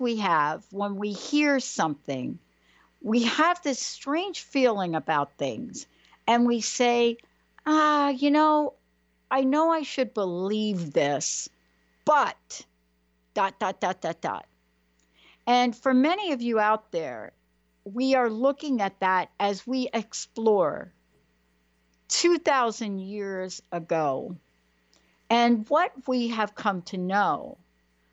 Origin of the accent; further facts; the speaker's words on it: New York City, New York, United States; I am from the Bronx